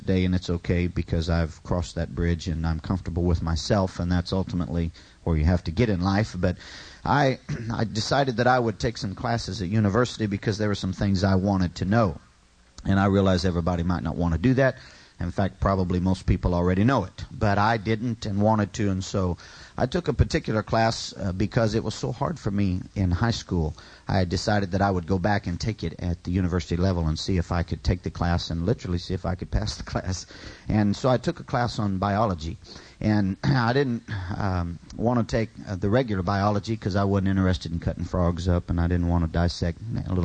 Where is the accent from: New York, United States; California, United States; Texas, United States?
California, United States; I'd lived there all my life, born and raised in California